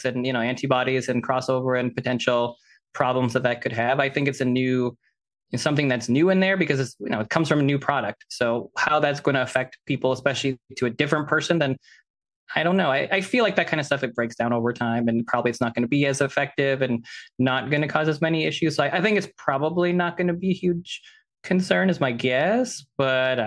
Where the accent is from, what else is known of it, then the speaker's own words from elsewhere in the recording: Canada; I am Canadian